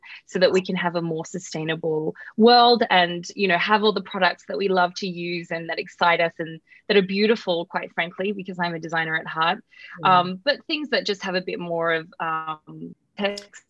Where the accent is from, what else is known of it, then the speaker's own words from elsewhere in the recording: Australia; moved away as an adult; now in United States; I'm Australian, if you can tell by my voice. So I moved to America